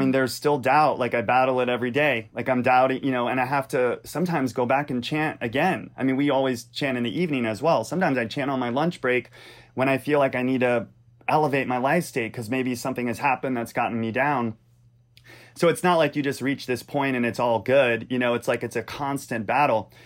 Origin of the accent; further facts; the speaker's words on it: Louisiana, United States; I grew up in Louisiana.